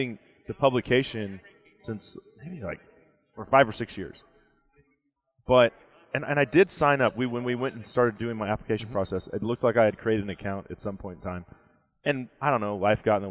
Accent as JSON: {"language": "English", "region": "Texas", "country": "United States", "said": "I'm a flatlander from Texas"}